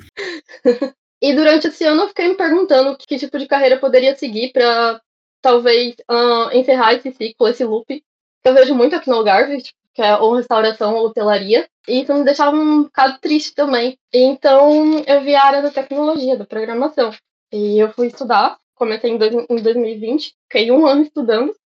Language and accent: Portuguese; Cuiabá, Mato Grosso, Brazil; moved away as an adult; also born or lived in Monchique, Portugal; now in Portimão, Portugal; eu sou de Cuiabá, Mato Grosso, fica ali no, no centro do Brasil, é um inferninho a minha cidade